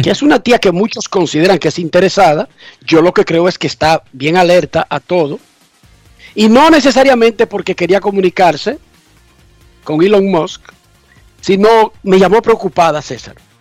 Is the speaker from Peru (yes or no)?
no; Dominican Republic; moved away; sabemos que somos dominicanos y que mantenemos contacto con el país